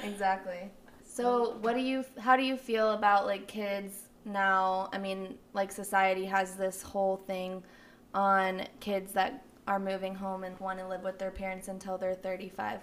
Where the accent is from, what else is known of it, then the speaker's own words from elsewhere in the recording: Flower Mound, Texas, United States; also born or lived in Midland; we grew up in Flower Mound, Luis and I, and it was like a bubble